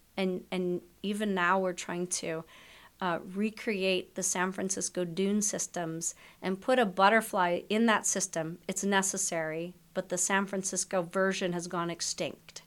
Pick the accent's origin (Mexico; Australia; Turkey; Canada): Canada; I'm Canadian. I went to my local Canadian travel clinic